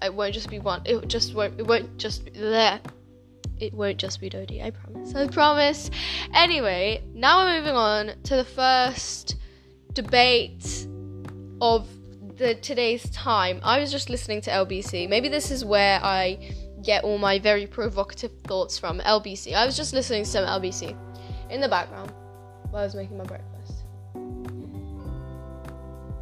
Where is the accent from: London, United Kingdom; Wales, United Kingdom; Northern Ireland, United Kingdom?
London, United Kingdom; also born or lived in Poland; I moved here, and I've been living here like my whole life